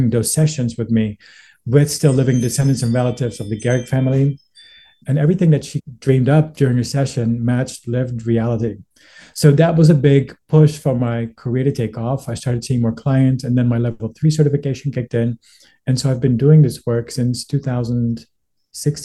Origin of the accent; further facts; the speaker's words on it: Netherlands; moved away as an adult; now in Los Angeles, United States; I was born and raised in the Netherlands